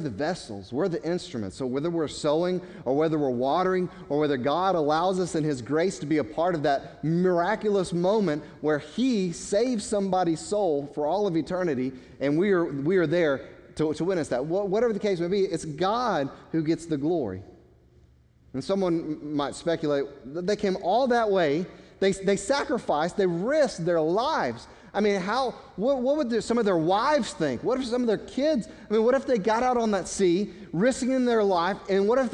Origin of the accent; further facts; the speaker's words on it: United States; American Christians